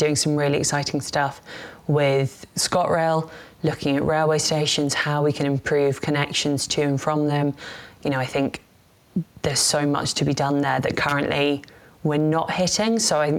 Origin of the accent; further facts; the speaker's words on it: London, United Kingdom; I am a Londoner by birth